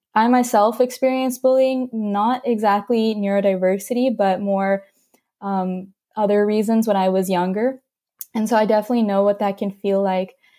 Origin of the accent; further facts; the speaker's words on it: California, United States; also born or lived in North Carolina; I grew up in North Carolina for about five or six years, um, and then I moved to California